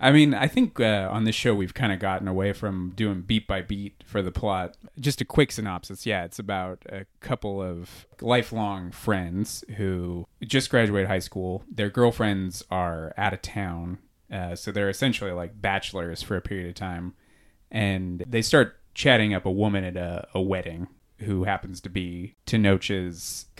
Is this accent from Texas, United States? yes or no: no; California, United States; We're from Southern California.